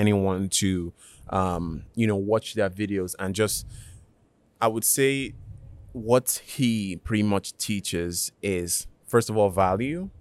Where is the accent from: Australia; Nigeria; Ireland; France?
Nigeria; now in United States; I was born in Nigeria